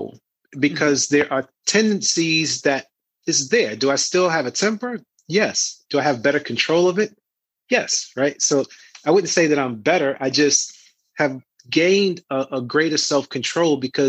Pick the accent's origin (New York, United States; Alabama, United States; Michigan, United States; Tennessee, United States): New York, United States; New York City; I'm from Harlem, and a lot of my friends were always into the street life